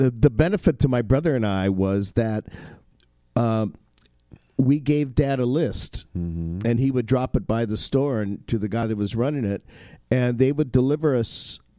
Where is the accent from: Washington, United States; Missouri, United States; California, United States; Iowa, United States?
California, United States; Inglewood; I grew up in Inglewood, California.